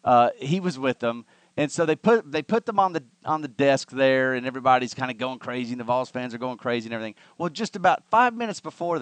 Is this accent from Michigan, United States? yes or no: no; Alabama, United States; I'm from Alabama.